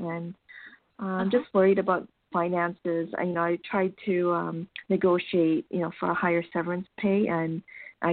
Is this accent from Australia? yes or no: no; Scarborough, Ontario, Canada; born or raised there